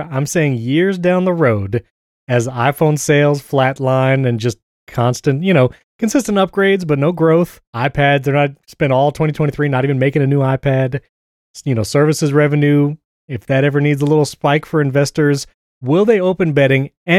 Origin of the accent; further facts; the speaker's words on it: New York, United States; now in Tampa, United States; I mean, I guess I'm near Tampa, so I chose like the Rays. And because I'm from New York